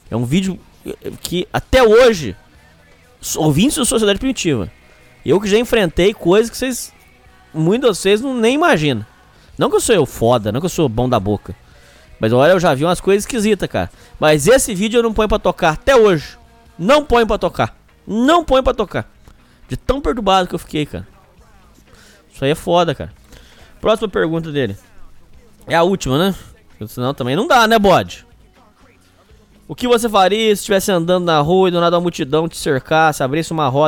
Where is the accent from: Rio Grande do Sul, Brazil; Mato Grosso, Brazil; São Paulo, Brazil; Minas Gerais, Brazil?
São Paulo, Brazil; estava em alguma esquina de São Paulo, minha cidade natal.